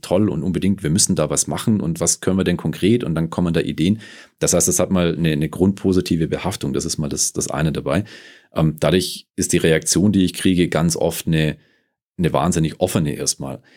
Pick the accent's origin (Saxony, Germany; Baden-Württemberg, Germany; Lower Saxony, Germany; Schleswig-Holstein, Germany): Baden-Württemberg, Germany; Stuttgart; moved away as an adult; now in Munich, Germany; komme ursprünglich aus Stuttgart, bin äh, mittlerweile seit 2008 hier in München zu Hause